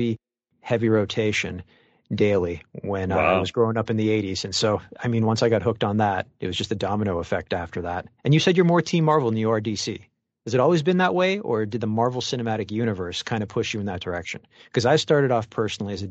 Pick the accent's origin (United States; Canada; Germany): Canada; Mississauga, Ontario; I grew up in Mississauga, right near the border of Etobicoke